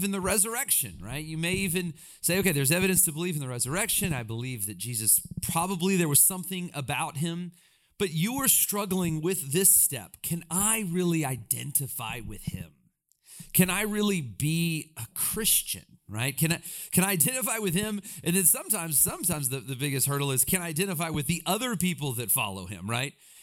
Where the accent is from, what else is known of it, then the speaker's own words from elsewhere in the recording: Alabama, United States; I grew up in Alabama, and again, I had a great, wonderful childhood